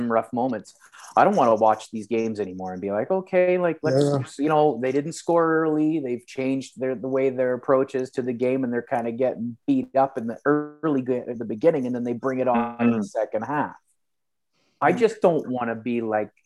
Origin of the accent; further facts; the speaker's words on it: Canada; being Canadian